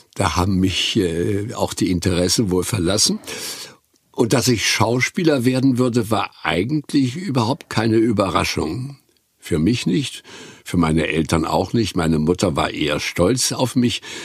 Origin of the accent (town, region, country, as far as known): Güstrow, Mecklenburg-Vorpommern, Germany; born or raised there